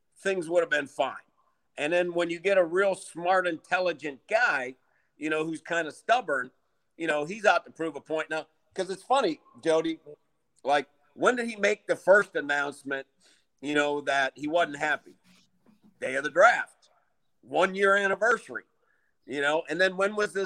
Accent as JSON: {"language": "English", "region": "Minnesota", "country": "United States", "said": "I'm from Minnesota."}